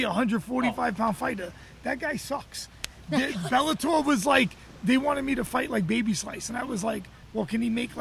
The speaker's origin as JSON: {"language": "English", "country": "United States", "said": "I'm American"}